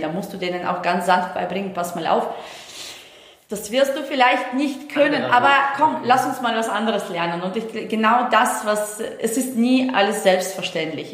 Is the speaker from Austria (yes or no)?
no; Estonia; moved away; ich komme ja aus Estland gebürtig, also ich komme nicht aus Deutschland